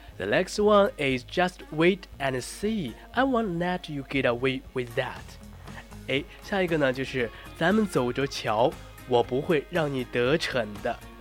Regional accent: China; 我们中国人

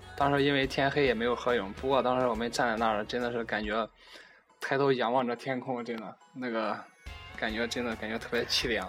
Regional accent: Xuzhou, Jiangsu, China; 我呢，来自江苏徐州

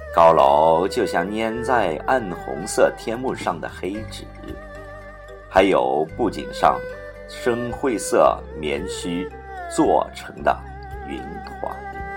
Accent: Shanghai, China; 小时候住在老城乡，常去董家渡，十六铺新开河玩

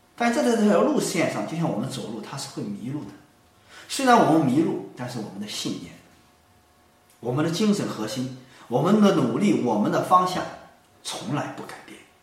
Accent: China; 我们中国人

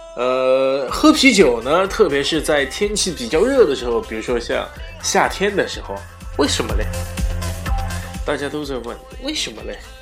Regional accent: China; 我们中国人

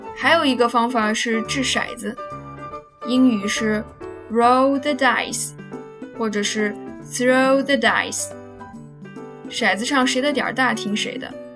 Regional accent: China; 我国的方言文化真的是博大精深啊！

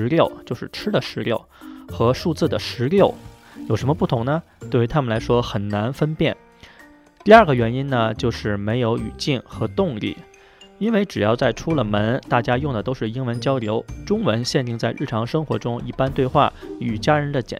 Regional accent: China; now in Australia; 我们华人一代的移民一般都会回答我们是中国人

